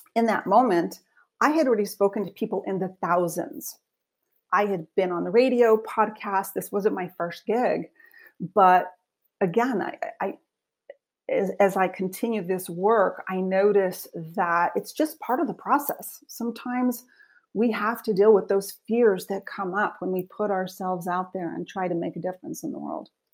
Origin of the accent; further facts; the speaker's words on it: Española, New Mexico, United States; moved away as an adult; also born or lived in Santa Fe, New Mexico / Wheaton College, Illinois; I was born in Santa Fe, New Mexico, but I grew up in a small town called Española